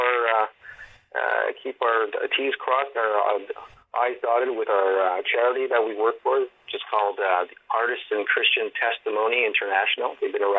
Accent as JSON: {"language": "English", "town": "Montreal", "region": "Quebec", "country": "Canada", "tie": "born or raised there", "moved": "as an adult", "lives_now": "Toronto, Canada", "said": "I'm originally from Montreal. You know, I've been involved in film and theater for a number of years, close to over 25 years I've been in film and in theater. It's a multicultural city, and I've learned a lot growing up in Montreal"}